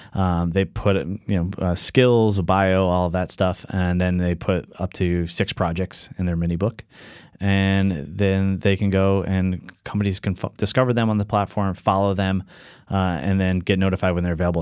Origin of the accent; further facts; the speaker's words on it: Norwich, Connecticut, United States; I grew up in southeastern Connecticut, Norwich, Connecticut.